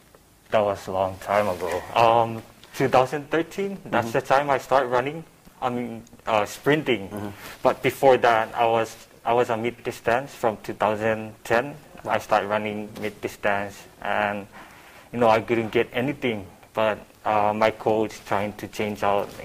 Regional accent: Chuuk, Micronesia; now in Guam; I'm from Chuuk. I'm 26 years old

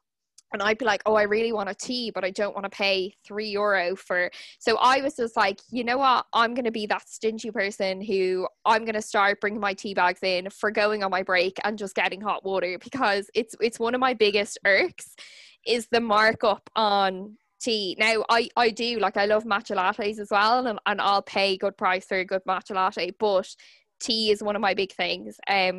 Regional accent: Dublin, Leinster, Ireland; also born or lived in Kilkenny; because like I grew up in Dublin, but then I moved back for university. And when I was, anytime I'm home in Kilkenny

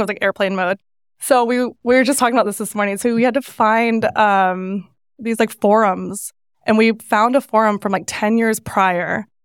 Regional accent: Northern California, United States; moved away; growing up in Northern California

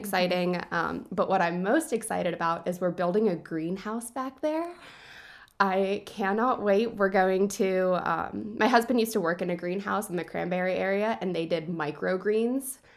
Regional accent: DuBois, Pennsylvania, United States; I grew up in Du Bois

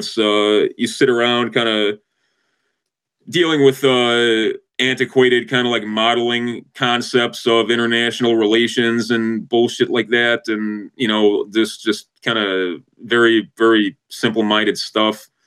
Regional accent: Chicago, Illinois, United States; I'm from the North Shore of Chicago.

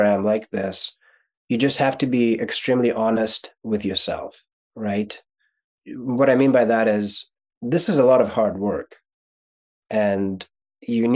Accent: Kyiv, Ukraine; first language Russian; English is a second language; moved away; So I was born in Ukraine. So my first language is actually Russian, not Ukrainian. But growing up in Ukraine, my first year of schooling was in Ukrainian

